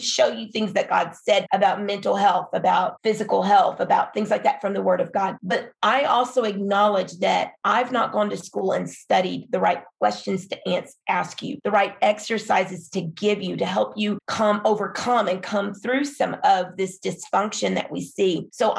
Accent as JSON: {"language": "English", "country": "Philippines", "tie": "born or raised there", "said": "when I was growing up in the Philippines as a missionary kid"}